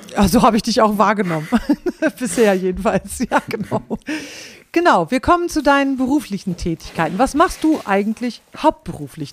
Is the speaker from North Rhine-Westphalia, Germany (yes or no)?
no; Klostermoor, Lower Saxony, Germany; born or raised there; moved away as an adult; also born or lived in Bielefeld